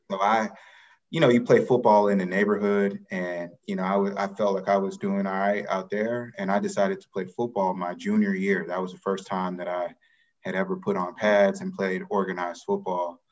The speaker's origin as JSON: {"language": "English", "town": "Atlanta", "region": "Georgia", "country": "United States", "tie": "born or raised there", "said": "I grew up in Atlanta, Georgia"}